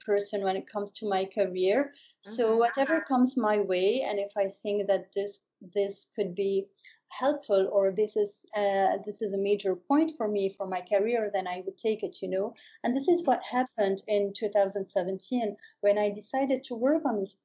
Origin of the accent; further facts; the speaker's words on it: Beirut, Beirut Governorate, Lebanon; also born or lived in New York City, United States; when I came back home, which is Beirut, I moved back to Beirut.